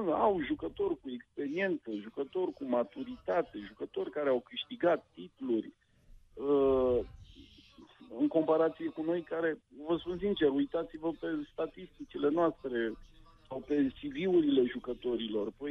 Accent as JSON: {"language": "Romanian", "region": "Oltenia", "country": "Romania", "said": "dacă sunt oltean jet pe jet."}